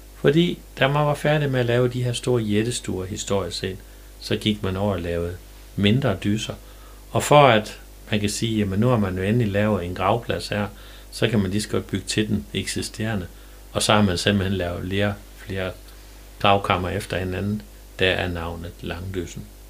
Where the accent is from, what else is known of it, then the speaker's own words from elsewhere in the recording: Jerup, North Denmark Region, Denmark; jeg er født i Jerup